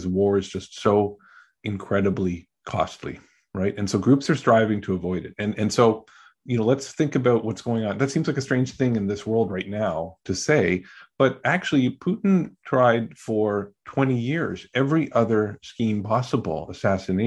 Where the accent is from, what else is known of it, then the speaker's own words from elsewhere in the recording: Canada; also born or lived in Kenya / Ghana; now in United States; I grew up in Canada before becoming an American